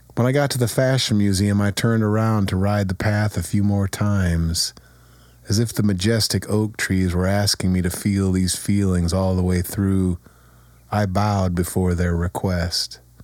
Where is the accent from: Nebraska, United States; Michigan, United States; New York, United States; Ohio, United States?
Ohio, United States; Kent; my hometown.